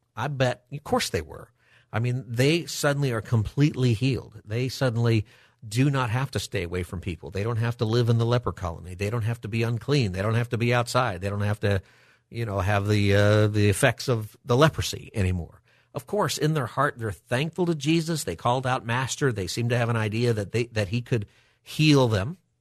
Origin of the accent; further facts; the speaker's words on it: Palmdale, California, United States; I grew up in Palmdale.